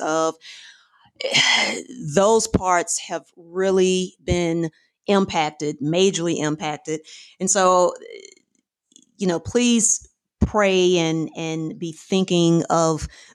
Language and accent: English; Fort Worth, Texas, United States; now in Houston, United States; I'm originally from North Texas, from DFW area, Fort Worth specifically.